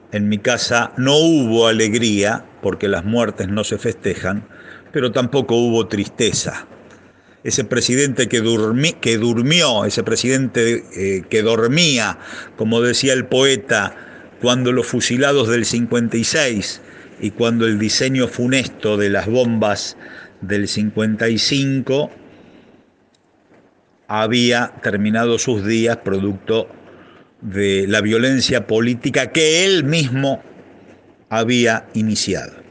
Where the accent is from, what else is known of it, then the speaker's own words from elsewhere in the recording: Villa Galicia, Buenos Aires Province, Argentina; born there; Nací en Villa Galicia, el 9 de noviembre de 1964. Claro, el barrio los había encontrado novios, a mi viejo y a mi vieja.